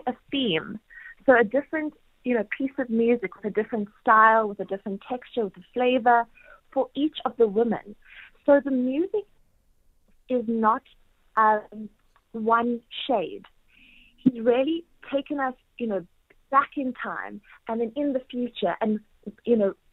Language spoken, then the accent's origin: English; South Africa; moved away as an adult; now in New York City, United States; I'm home from New York City